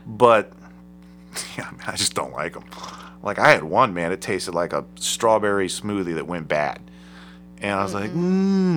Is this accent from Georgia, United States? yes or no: no; Akron, Ohio, United States; I'm from Akron